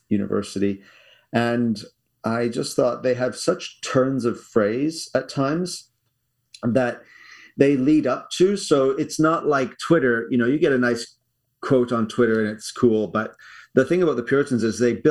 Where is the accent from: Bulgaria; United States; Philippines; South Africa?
South Africa; now in Canada; We moved from South Africa in 1988 okay. to uh, Canada